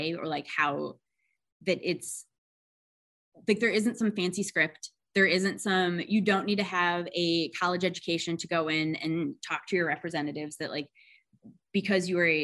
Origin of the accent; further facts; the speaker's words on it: Wisconsin, United States; now in Georgia, United States; I grew up in Wisconsin